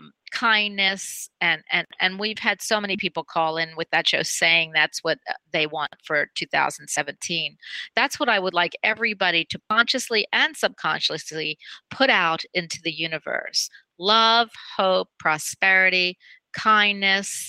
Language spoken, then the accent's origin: English; the South, United States; I'm from the South